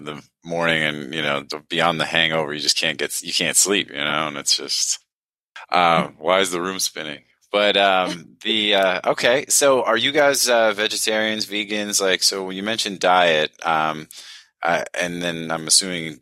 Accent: United States; growing up in the United States

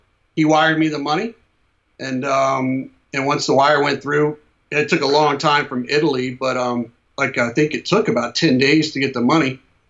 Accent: Ireland; Oh, yeah. I'm Irish.

